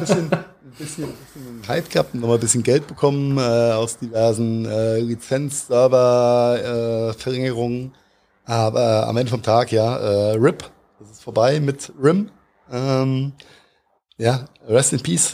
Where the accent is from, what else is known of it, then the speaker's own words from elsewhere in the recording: Mainz, Rhineland-Palatinate, Germany; als Mainzer